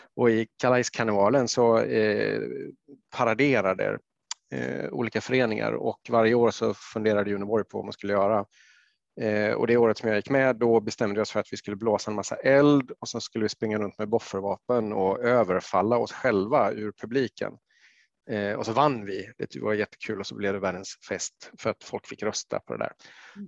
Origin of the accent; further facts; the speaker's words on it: Jönköping, Jönköping County, Sweden; i Jönköping där jag växte upp